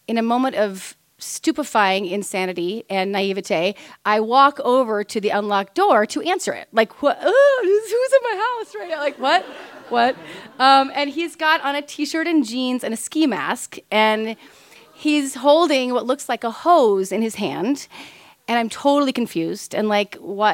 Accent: Kansas, United States; We're from Kansas.

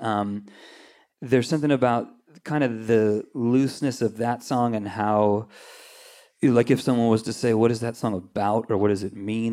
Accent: Anaheim, California, United States; also born or lived in Corona / Redondo Beach / Whittier / Long Beach; I grew up in Anaheim

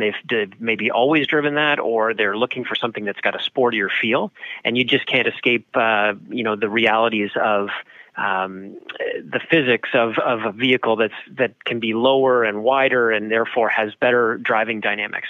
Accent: Canada; being Canadian

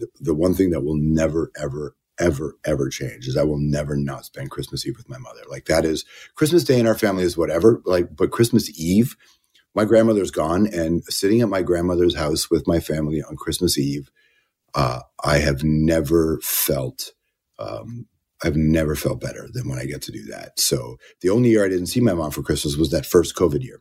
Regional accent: Toronto, Ontario, Canada; moved away; also born or lived in Malton, Mississauga; we grew up in Jane and Finch, Jane and Wilson, Rexdale, and then Malton by the airport.

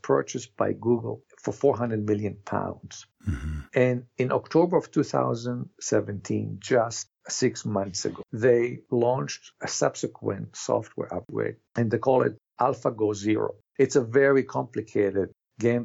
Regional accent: Canada; as Canadian

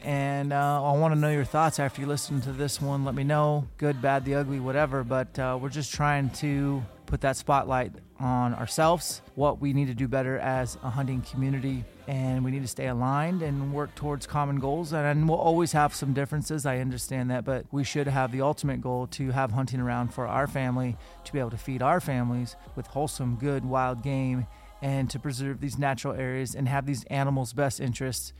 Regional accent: Washington, United States; We're both Washingtonians

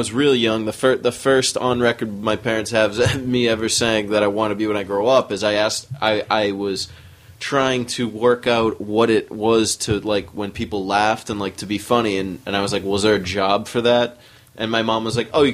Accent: small town near Boston, Massachusetts, United States; moved away; my town is nothing. I'm not from Boston. We had a Mayflower. We had a Apple Blossom Day parade

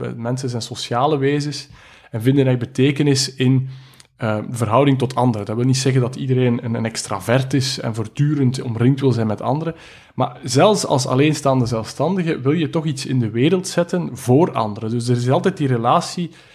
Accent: Belgium; ik ben een Belg

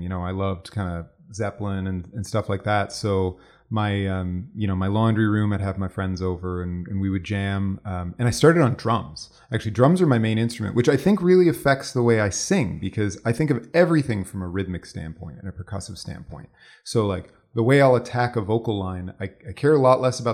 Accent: Cleveland, Ohio, United States; moved away as an adult; now in Toronto, Canada; I'm from Cleveland, Ohio

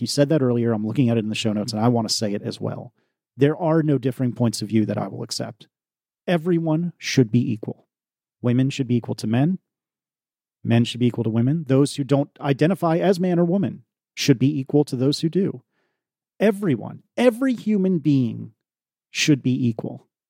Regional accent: United States; As an American

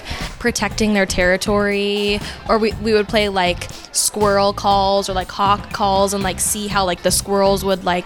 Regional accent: South Florida, United States; I'm from South Florida

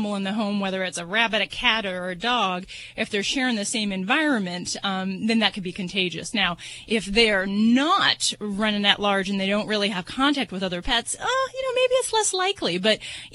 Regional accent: Las Vegas, Nevada, United States; I'm from Vegas

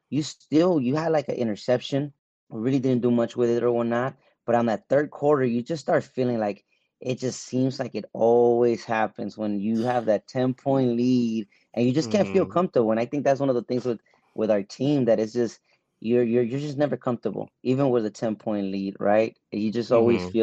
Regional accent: Los Angeles, California, United States; I'm from Los Angeles

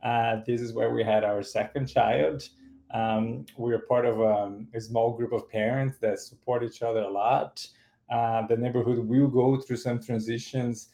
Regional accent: São Paulo, Brazil; moved away as an adult; also born or lived in Peterborough, Canada / Toronto, Canada; now in Canada; I grew up in Brazil in the 1980s and the 1990s

